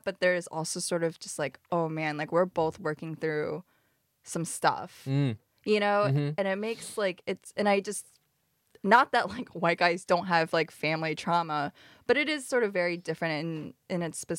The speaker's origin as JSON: {"language": "English", "region": "Midwest", "country": "United States", "tie": "born or raised there", "said": "I dated white guys because I grew up in the Midwest."}